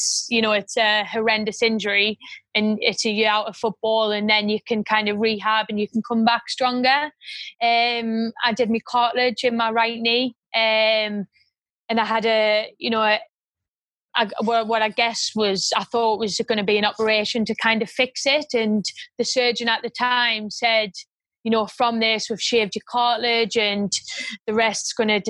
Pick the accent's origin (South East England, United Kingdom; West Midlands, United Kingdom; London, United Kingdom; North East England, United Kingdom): North East England, United Kingdom; Washington; Born and bred in Washington